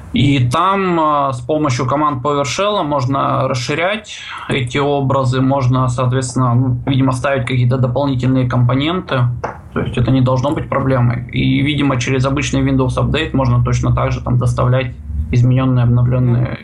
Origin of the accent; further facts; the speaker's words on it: Russian Far East, Russia; сам я с Дальнего Востока